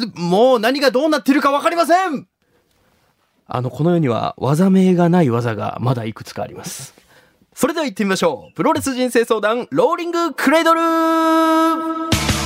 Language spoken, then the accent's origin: Japanese; Shimabara, Nagasaki, Japan; 長 崎の島原出身なんですけど